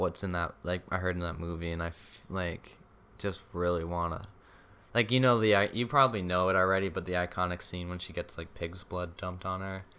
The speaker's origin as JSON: {"language": "English", "region": "Rhode Island", "country": "United States", "said": "Rhode Island"}